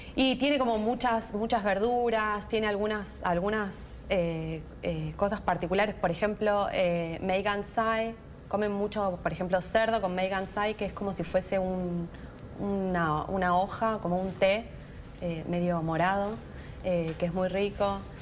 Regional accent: Argentina; also born or lived in China; soy de Argentina

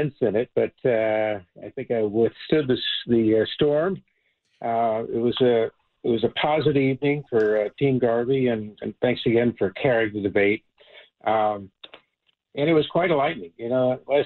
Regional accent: California, United States; I love California. I'm a Californian.

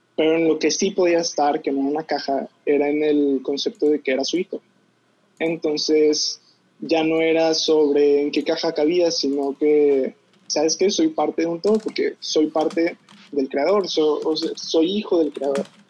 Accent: Monterrey, Nuevo León, Mexico; yo nací aquí en Monterrey, Nuevo León, en una familia católica y estuve en un colegio católico

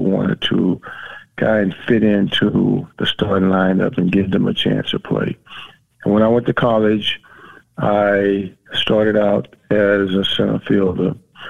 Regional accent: Miami, Florida, United States; growing up in South Florida, in Miami, I was always used to extreme warm temperatures.

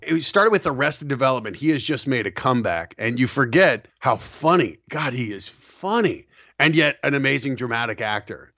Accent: Colorado, United States; also born or lived in New York; I grew up in Colorado

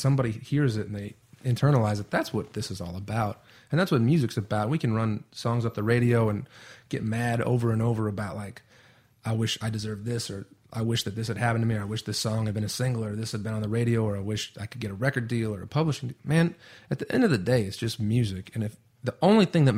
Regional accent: Allegan, Michigan, United States; moved away; I don't live in my hometown anymore, but I just know the feeling of when I get to 42nd Street in Allegan, Michigan

